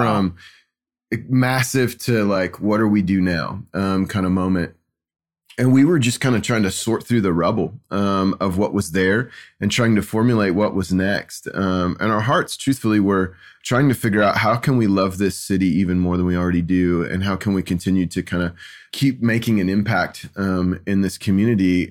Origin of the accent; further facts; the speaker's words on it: Kansas City, United States; growing up in Kansas City